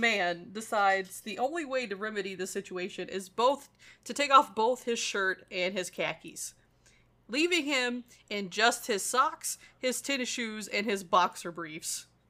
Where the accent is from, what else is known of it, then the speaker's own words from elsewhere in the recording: Missouri, United States; we're from Missouri